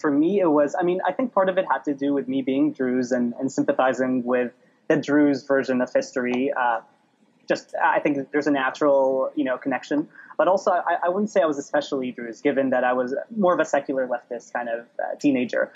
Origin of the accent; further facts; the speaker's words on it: Dubai, United Arab Emirates; moved away; also born or lived in Baabda District, Lebanon; I was raised in the UAE, grew up among Arabs of all sorts